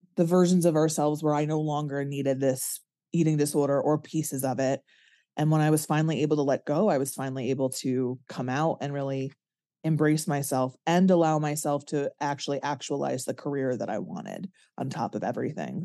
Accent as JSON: {"language": "English", "region": "Connecticut", "country": "United States", "said": "I'm from Connecticut"}